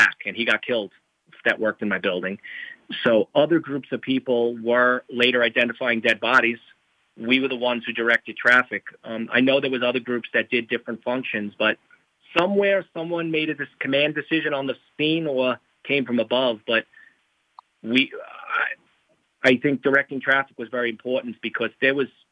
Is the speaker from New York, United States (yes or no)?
yes; New York City, New York, United States; I grew up in New York City